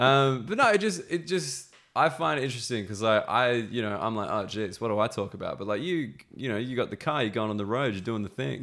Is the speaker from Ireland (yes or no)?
no; Australia; moved away as an adult; now in London, United Kingdom; I'm Australian